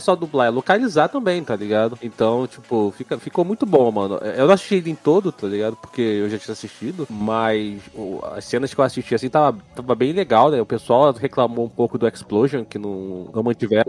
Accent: Brazil; eu sou brasileiro

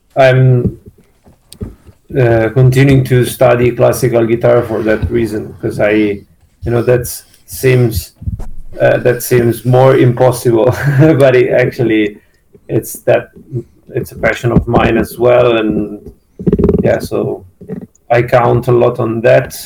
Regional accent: Milan, Lombardy, Italy; we are from Milan

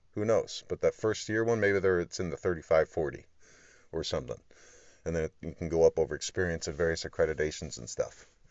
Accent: Jacksonville, Florida, United States; I was born in Jacksonville, Florida

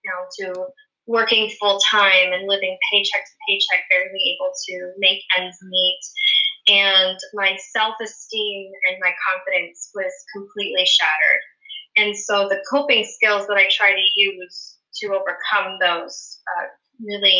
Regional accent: Pennsylvania, United States; moved away as an adult; now in Virginia Beach, United States; I grew up in Pennsylvania

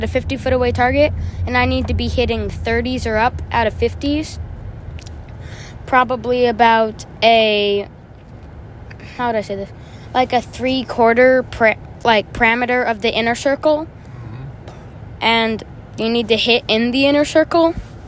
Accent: Arizona, United States; I was raised in Arizona. I grew up in Arizona, and it's my home state

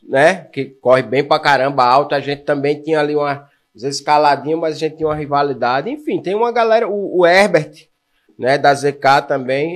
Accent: Maceió, Alagoas, Brazil; moved away as an adult; also born or lived in Curitiba; now in João Pessoa, Brazil; Eu sou alagoano, eu fui aluno marista de Maceió

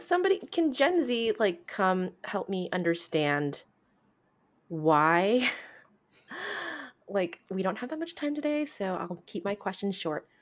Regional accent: United States; we are quite American and quite female

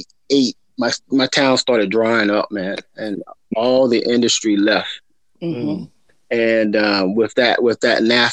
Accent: South Carolina, United States; moved away as an adult; now in California, United States; I'm currently from South Carolina, born and raised. You know, I'm a country boy, but I'm out here in California. I retired out here from the military after, you know, like 21 years, and so I made this home.

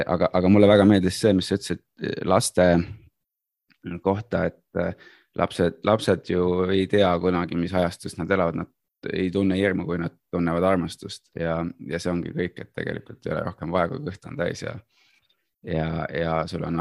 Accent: Saue, Harju County, Estonia; born there; Saue oli samamoodi alev, kui ma sündisin ja Saue sai linnaõigused üheksakümne kolmandal aastal augustis.

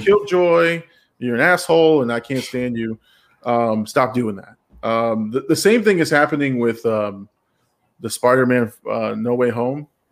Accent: Florida, United States; We're from Florida

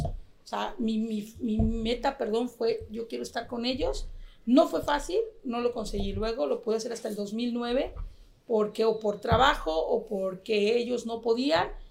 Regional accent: Mexico; nosotros como mexicanos

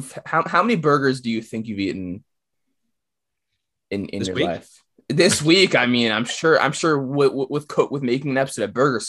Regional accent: New York, United States; moved away; also born or lived in Midwest; I grew up in New York. I lived in the Midwest.

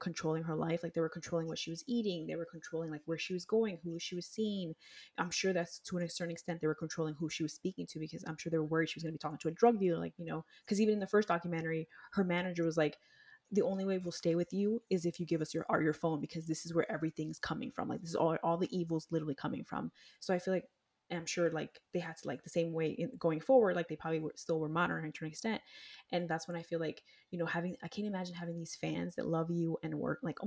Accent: United States; We grew up in America

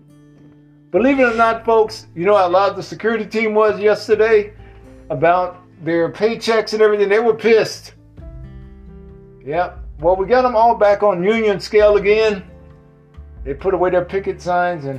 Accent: the South, United States; I'm from the South.

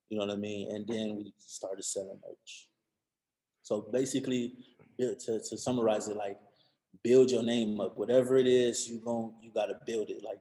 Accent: Cleveland, Ohio, United States; Like bitch, I'm from Cleveland.

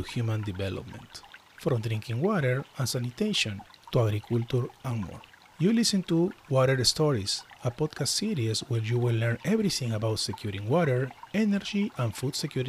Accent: Peru; I was born in Peru, so which is near to Bolivia, right?

